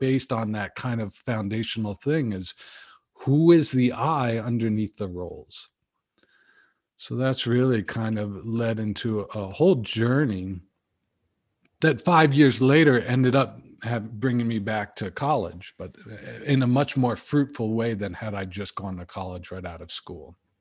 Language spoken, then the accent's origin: English; Connecticut, United States; moved away as an adult; also born or lived in California; I grew up in Connecticut